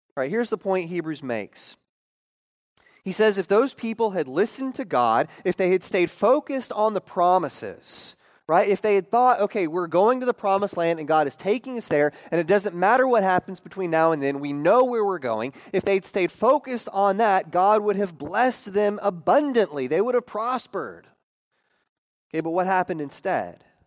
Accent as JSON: {"language": "English", "region": "Oklahoma", "country": "United States", "tie": "born or raised there", "said": "growing up in Oklahoma"}